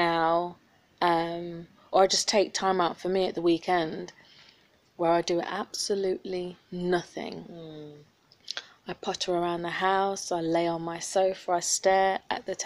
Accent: Leicester, East Midlands, United Kingdom; now in London, United Kingdom; I'm from Leicester

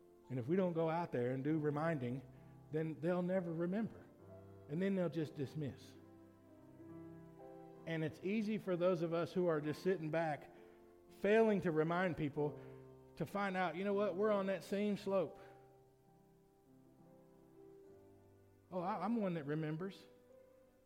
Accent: United States; As American citizens

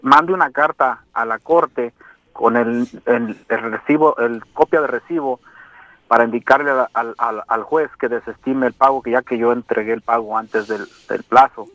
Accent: Mexico; now in Colorado, United States; amo mi tierra, pero hay que cambiar como gente en México

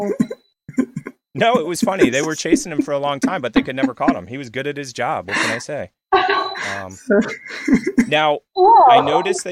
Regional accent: Pennsylvania, United States; moved away; I come from Pennsylvania originally

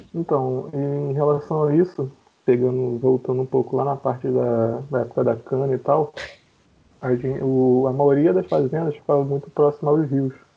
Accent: Duque de Caxias, Rio de Janeiro, Brazil; sou morador, fui criado, nasci aqui em Caxias

